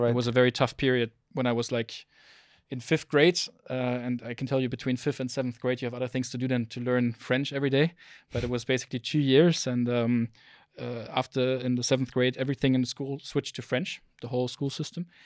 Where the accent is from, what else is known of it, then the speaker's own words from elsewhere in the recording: South Africa; born there; English is a second language; Um, but yeah, so I'm I'm I was born in South Africa. I'm I'm German. My nationality is German.